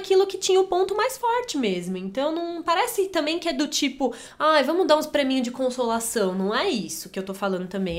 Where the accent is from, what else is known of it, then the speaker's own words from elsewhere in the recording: Brazil; A gente aqui, né, como brasileiro